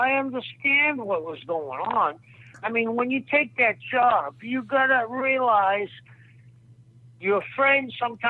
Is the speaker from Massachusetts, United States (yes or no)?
yes; Boston, Massachusetts, United States; I'm from South Boston.